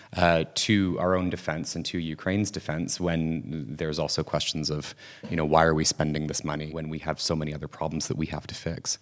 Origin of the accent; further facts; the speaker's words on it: Canada; growing up in Canada at the time